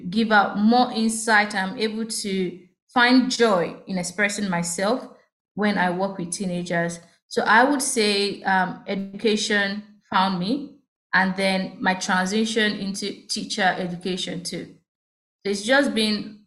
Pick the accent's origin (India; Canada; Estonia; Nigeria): Nigeria; Ogun State; I was born in Ogun State